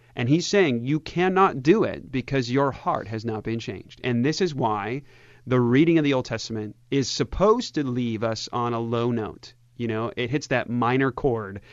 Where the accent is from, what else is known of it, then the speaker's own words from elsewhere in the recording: United States; I'm of German and Swedish descent, and, uh, and I'm American